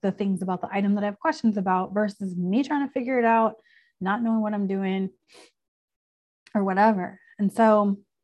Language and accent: English; Chicago, Illinois, United States; moved away; I'm from Chicago. I lived in Chicago for a long time